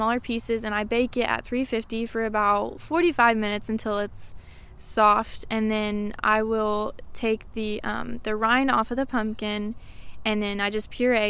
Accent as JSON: {"language": "English", "town": "Maryville", "region": "Tennessee", "country": "United States", "tie": "born or raised there", "said": "I was born and raised here in Maryville"}